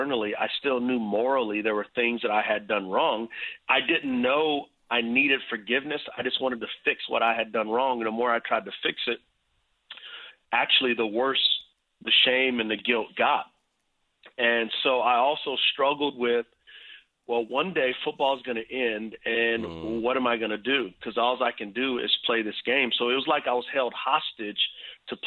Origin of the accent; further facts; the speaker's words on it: San Antonio, Texas, United States; I grew up in San Antonio, Texas